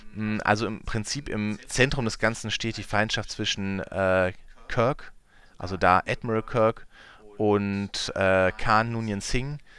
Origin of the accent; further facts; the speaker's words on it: Münsterland, North Rhine-Westphalia, Germany; bei uns im Münsterland